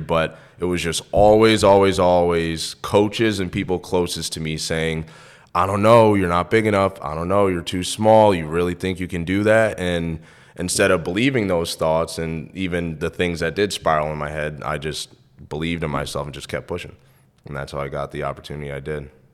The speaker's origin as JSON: {"language": "English", "region": "New York", "country": "United States", "moved": "as an adult", "said": "I'm from New York"}